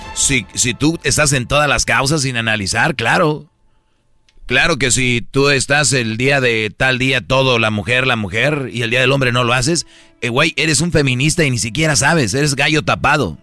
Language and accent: Spanish; San Nicolás de los Garza, Nuevo León, Mexico; yo soy de San Nicolás de los Garza